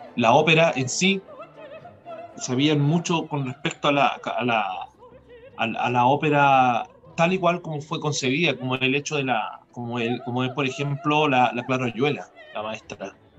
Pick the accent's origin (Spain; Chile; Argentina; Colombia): Chile; moved away; siendo un chileno